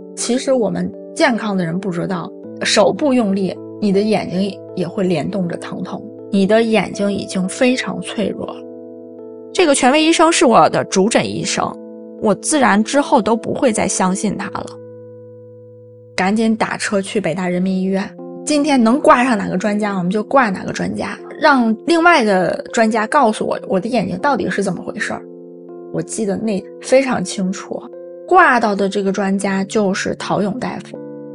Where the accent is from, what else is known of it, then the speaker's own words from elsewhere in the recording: Xingtai, Hebei, China; also born or lived in Hong Kong; now in Beijing, China; 现在三十九岁，我来自河北省邢台市